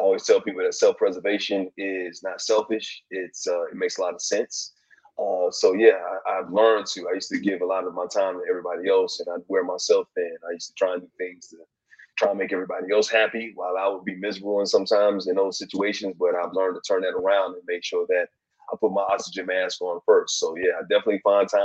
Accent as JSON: {"language": "English", "town": "Bessemer", "region": "Alabama", "country": "United States", "tie": "born or raised there", "moved": "yes", "said": "I grew up in Bessemer, Alabama"}